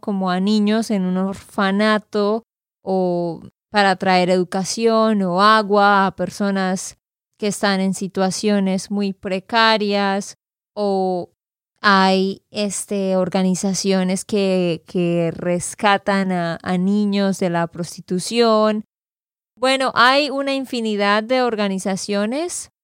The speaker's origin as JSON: {"language": "Spanish", "region": "Santander", "country": "Colombia", "said": "de Santander, Colombia."}